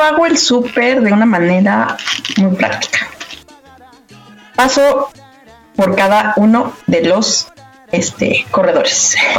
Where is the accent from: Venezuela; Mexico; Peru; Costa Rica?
Mexico; como mexicanos